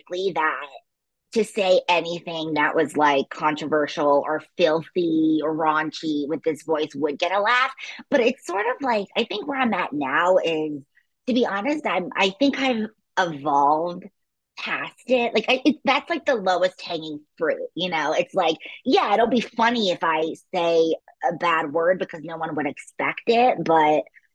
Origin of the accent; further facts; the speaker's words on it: Rhode Island, United States; Rhode Island